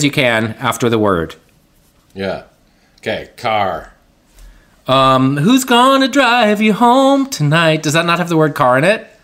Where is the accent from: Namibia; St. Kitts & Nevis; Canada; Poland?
Canada; Winnipeg, Manitoba; I grew up in Winnipeg, where it's always hundred below zero.